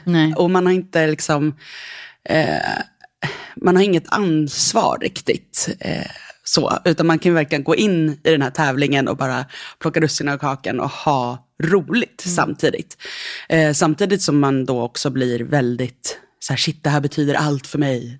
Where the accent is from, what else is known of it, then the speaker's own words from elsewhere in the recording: Nacka, Stockholm County, Sweden; Jag växte upp eh, utanför Stockholm i Nacka